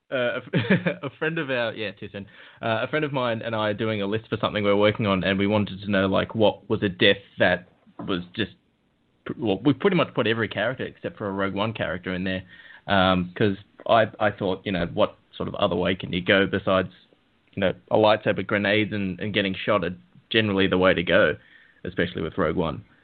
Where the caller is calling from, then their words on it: Melbourne, Victoria, Australia; Uh, hi, mate. Uh, this is … from Melbourne.